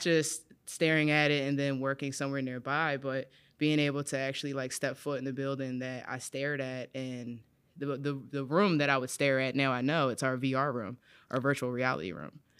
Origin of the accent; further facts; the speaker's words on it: Philadelphia, Pennsylvania, United States; I'm from West Philadelphia